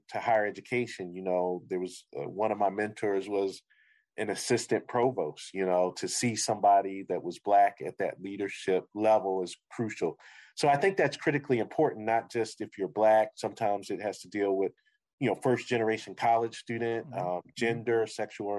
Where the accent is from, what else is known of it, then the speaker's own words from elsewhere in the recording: Philadelphia, Pennsylvania, United States; moved away as an adult; now in Syracuse, United States; I grew up in Philadelphia